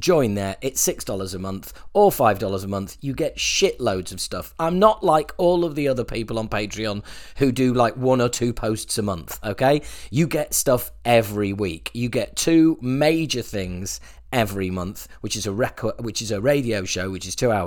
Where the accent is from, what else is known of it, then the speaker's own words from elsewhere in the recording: United Kingdom; I'm a British person